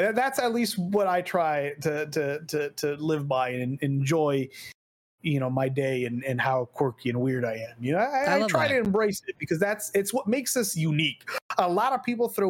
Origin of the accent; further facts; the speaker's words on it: Texas, United States; also born or lived in Wisconsin; as a Texan